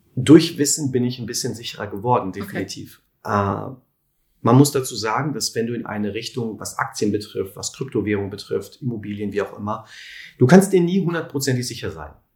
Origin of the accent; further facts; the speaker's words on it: Lüdenscheid, North Rhine-Westphalia, Germany; moved away as an adult; also born or lived in Cologne; Aufgewachsen bin ich in Lüdenscheid.